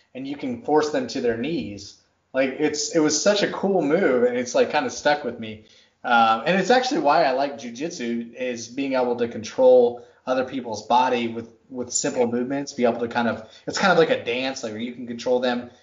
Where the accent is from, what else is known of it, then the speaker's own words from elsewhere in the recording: Texas, United States; I grew up in Texas